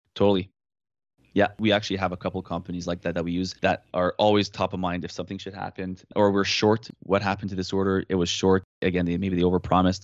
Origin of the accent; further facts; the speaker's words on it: Canada; accent: French Canadian; I'm French Canadian